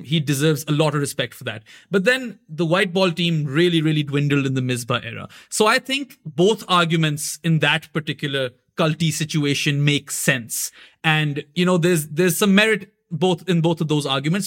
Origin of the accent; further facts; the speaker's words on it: Pakistan; also born or lived in Canada; I'm born and bred in Pakistan